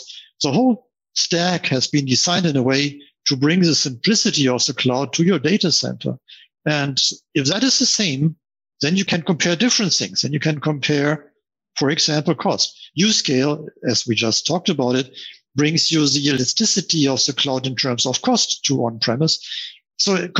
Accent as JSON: {"language": "English", "country": "Germany", "said": "as you can hear, I'm from Germany"}